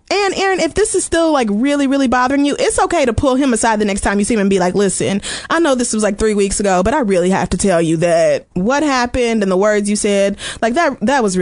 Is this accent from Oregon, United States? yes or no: no; Oklahoma, United States; Like I really went through some shit growing up in Oklahoma.